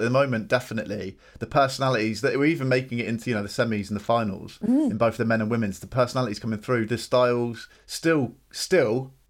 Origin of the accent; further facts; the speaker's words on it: United Kingdom; Something for being British and travelling a lot